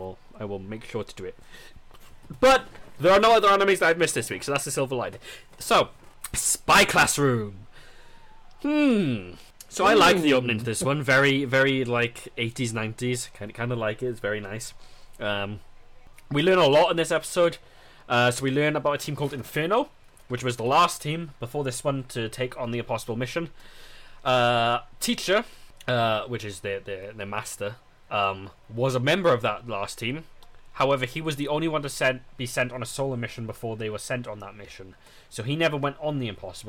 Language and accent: English; United Kingdom; us as British people